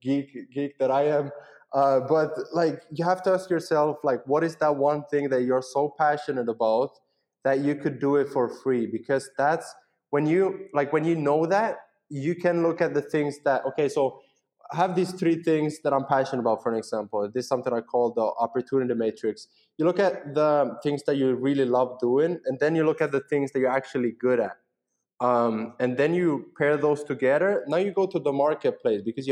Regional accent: Finland; English is a second language; we speak Finnish and Swedish. It's what we speak in Finland.

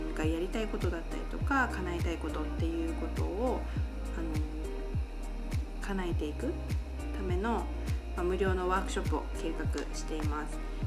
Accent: Japan; also born or lived in United States / Taiwan; 私は日本の田舎で育ち

